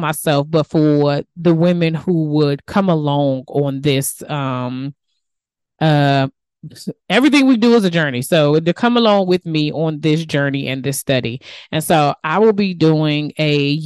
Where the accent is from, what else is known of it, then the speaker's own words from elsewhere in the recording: DMV, United States; accent: DMV; my DMV accent